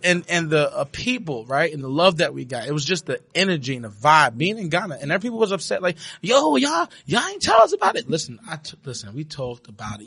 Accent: New York City, New York, United States; I'm from Brooklyn, New York, uh, born and raised

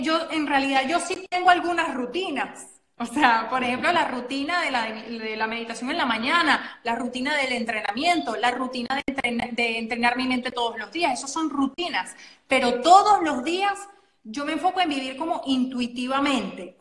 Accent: Venezuela; soy venezolana, que tengo acento

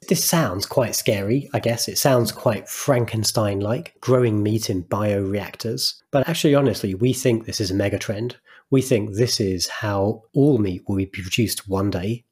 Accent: United Kingdom; As a British person

